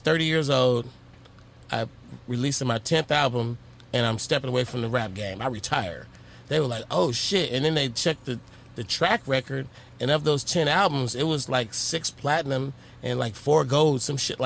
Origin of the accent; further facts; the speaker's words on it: Oakland, California, United States; I'm from Oakland.